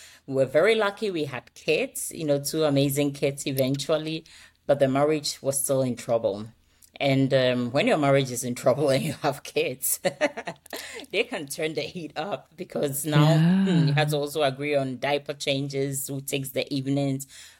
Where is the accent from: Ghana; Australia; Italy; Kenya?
Ghana; also born or lived in United States / United Kingdom; now in Denmark; So my accent is, it's a combination of things everywhere, but originally I come from Ghana. I have lived a bit in the U.S. I've been in UK, and I think recently I spent a lot of my time here in Denmark.